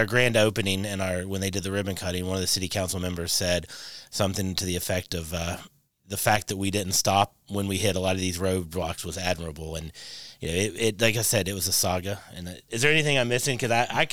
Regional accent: Kentucky, United States; she obviously knew we weren't from there because she heard our accents. And we said, oh, we're from Kentucky

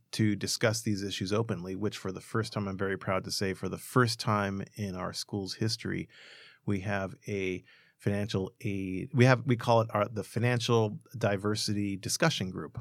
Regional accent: Los Angeles, California, United States; I grew up in Boyle Heights and Montebello. I still live in Montebello

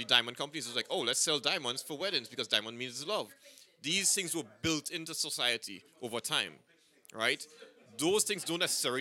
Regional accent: Trinidad & Tobago; I'm from Trinidad

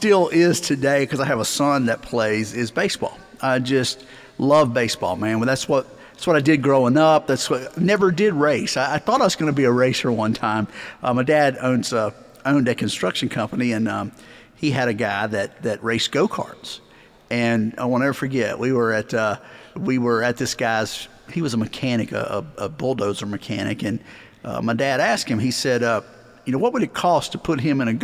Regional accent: Eastern North Carolina, United States; I grew up in Eastern North Carolina

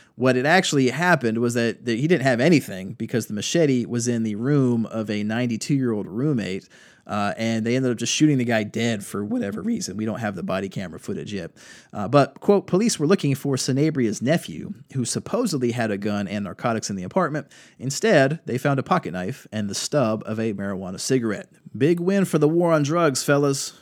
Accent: Durham County, North Carolina, United States; Durham County, my hometown

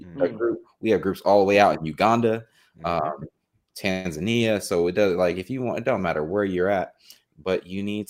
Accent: New Jersey, United States; I'm from Jersey

